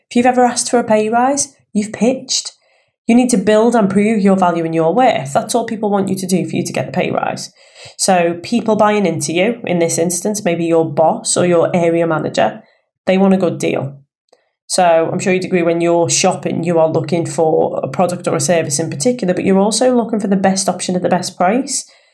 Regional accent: Liverpool, North West England, United Kingdom; accent: Scouse; I am a Scouser. Born and raised in Liverpool

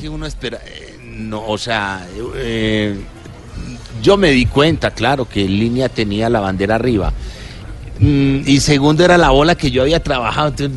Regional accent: Colombia; como colombiano

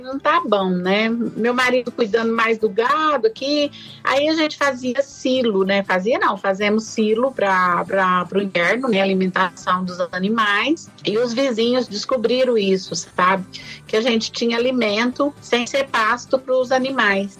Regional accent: Ipuã, São Paulo, Brazil; meu pai era meieiro numa fazenda lá no estado de São Paulo, em Ipuã, onde eu nasci

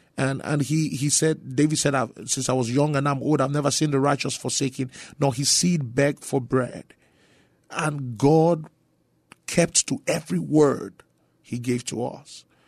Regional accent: Nigeria; moved away as an adult; also born or lived in Grand Prairie, Texas; now in San Antonio, United States; I was born and raised in Nigeria for the first twenty years of my life

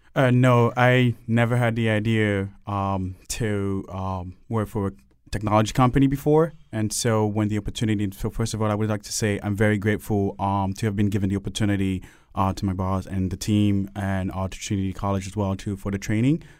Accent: Cameroon; now in Hartford, United States; I grew up in um, Cameroon, and then other countries have been to several countries as well

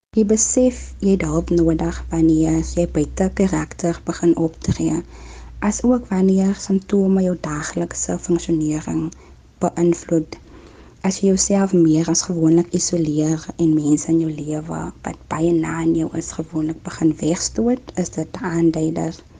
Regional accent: Kraaifontein, Western Cape, South Africa; also born or lived in Klein Karoo; Ek is gebore in Zouwaar in die Klein Karoo en ek is 'n baie trotse plaaskind. Ek het egte groot geword in Kraaifontein

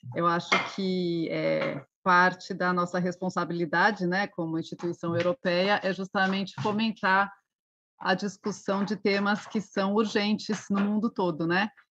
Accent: Brazil; eu como brasileira

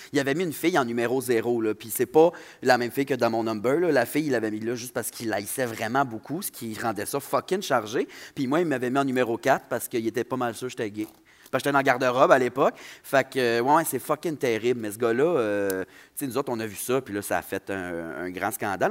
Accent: Saguenay, Quebec, Canada; accent: Saguenayen; also born or lived in Saint-Jean-sur-Richelieu; mon accent de Saguenayen

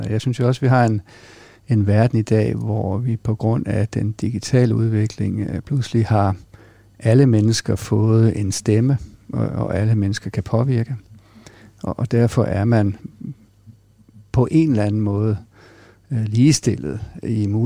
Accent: Greenland; accent: Jutlandic; jeg tror, det er mere jysk i virkeligheden. Og så tror jeg, at min, min opvækst på Grønland har været med til at forme en, en, jeg sige, en, et, en nysgerrighed og en, en global mindset.

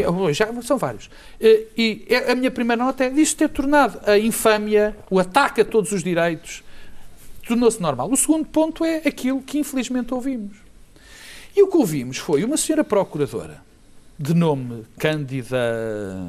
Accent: Portugal; como português

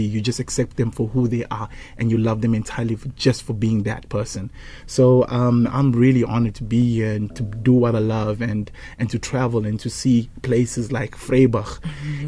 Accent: KwaZulu-Natal, South Africa; first language Zulu; English is a second language; my mother tongue, obviously, I'm a KZN boy, is isiZulu

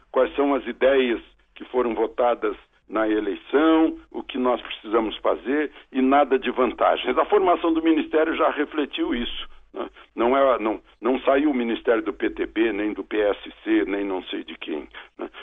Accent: Brazil; Todos somos brasileiros

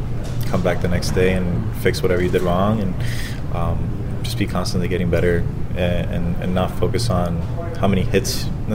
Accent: Florida, United States; because I'm from Florida, so having my family here in Tampa was, tough to manage as well

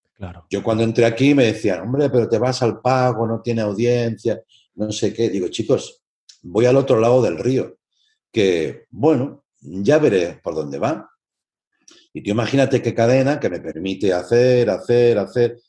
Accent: Tarragona, Catalonia, Spain; also born or lived in Barcelona; yo soy de Tarragona y yo estudiaba en Barcelona

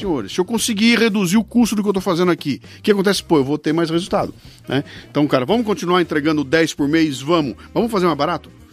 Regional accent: Brazil; eu como brasileiro

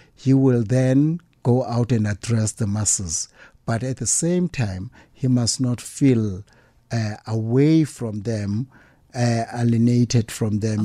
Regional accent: Pondoland, Eastern Cape, South Africa; I come from the Pondo land

